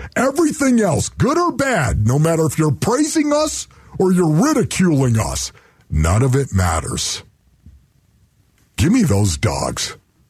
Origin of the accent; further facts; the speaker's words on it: Buffalo, New York, United States; moved away; I'm from Buffalo, New York